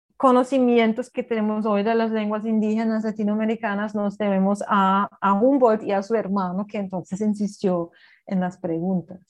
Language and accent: Spanish; Berlin, Germany; Spanish is a second language; now in Colombia; yo soy de Berlín